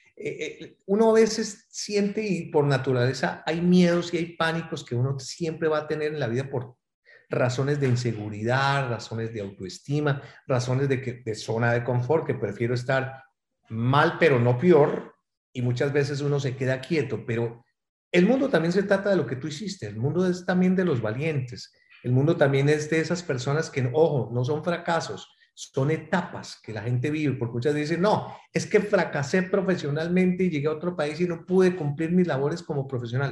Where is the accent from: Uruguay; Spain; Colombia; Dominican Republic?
Colombia; moved away as an adult; aunque añoro mi tierra, Colombia